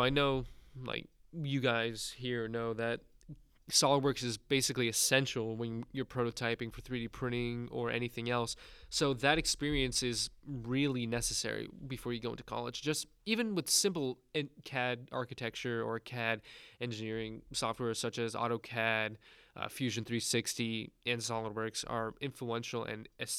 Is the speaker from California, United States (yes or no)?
no; New York, United States; now in Texas, United States; Right now, we're all living in Texas. However, I'm originally from New York, so that is a huge change in difference.